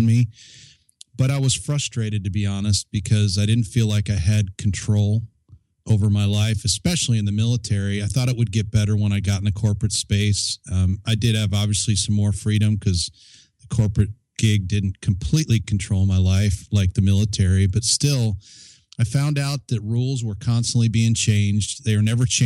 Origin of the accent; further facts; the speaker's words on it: Chicago, Illinois, United States; moved away; also born or lived in Colorado Springs; I grew up in the Chicago area